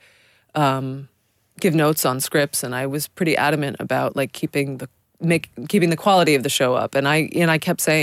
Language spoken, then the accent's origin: English; New York City, New York, United States; I grew up in New York City